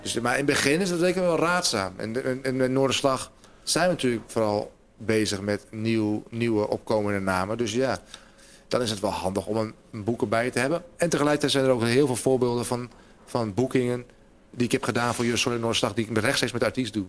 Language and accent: Dutch; Hoogezand, Groningen, Netherlands; moved away as an adult; now in Groningen, Netherlands; toen ik in Hoge Zand woonde